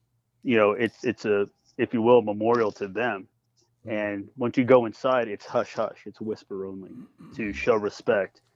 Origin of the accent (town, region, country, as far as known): Texas, United States